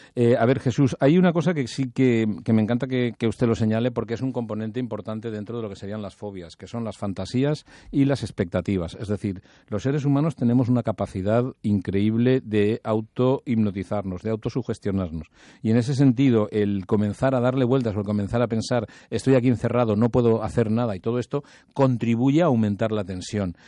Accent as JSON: {"language": "Spanish", "country": "Spain"}